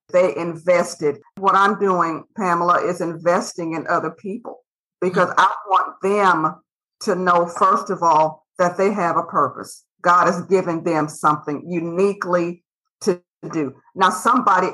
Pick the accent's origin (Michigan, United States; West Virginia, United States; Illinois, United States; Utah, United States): Illinois, United States; Decatur; now in Texas, United States; I hail from Decatur, Illinois, and I'm from snow country